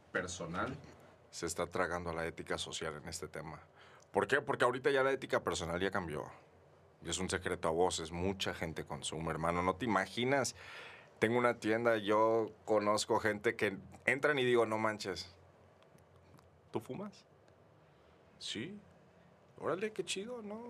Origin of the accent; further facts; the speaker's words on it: Mexico; nosotros como mexicanos